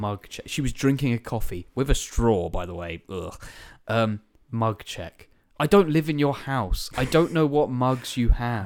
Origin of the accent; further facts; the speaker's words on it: Tunbridge Wells, South East England, United Kingdom; I'm from Lansdowne Road in Tunbridge